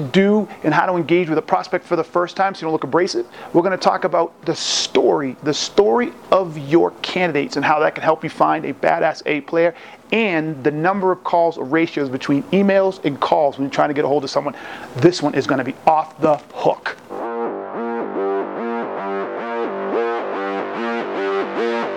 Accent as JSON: {"language": "English", "town": "Boston", "region": "Massachusetts", "country": "United States", "tie": "born or raised there", "moved": "yes", "lives_now": "Colorado, United States", "said": "I'm just getting back from Boston, my hometown"}